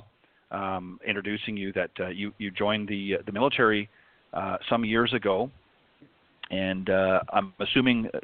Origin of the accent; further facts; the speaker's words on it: Canada; now in United States; I was born and raised in Canada. I live in the U.S. now